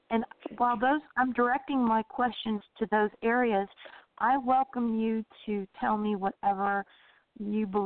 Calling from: Orlando, Florida, United States; Orlando, Florida.

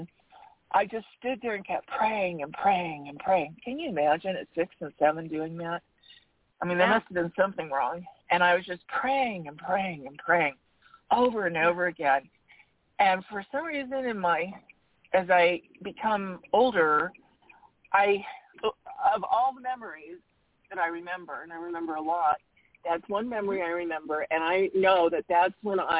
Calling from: Arizona, United States; from Arizona.

